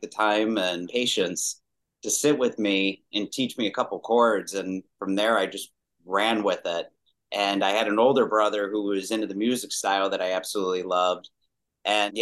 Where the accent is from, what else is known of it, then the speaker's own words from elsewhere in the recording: Chicago, Illinois, United States; Chicago, Illinois. And I pretty much spent most of my life